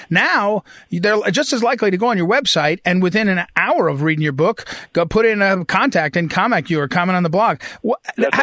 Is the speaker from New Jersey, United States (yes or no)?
yes; New Jersey, United States; we grew up out in Jersey